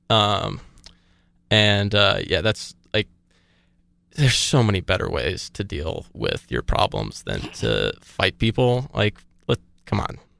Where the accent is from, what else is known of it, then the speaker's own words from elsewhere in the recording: Atlanta, Georgia, United States; I take, like, a lot of pride in being from Atlanta